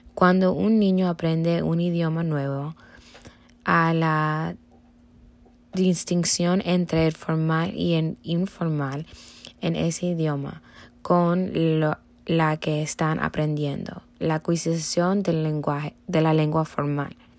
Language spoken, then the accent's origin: Spanish; Cuba; first language Spanish; moved away; yo nací en Cuba y solamente escuché personas que hablaban español. Esto me facilitó el aprendizaje del español porque era el único idioma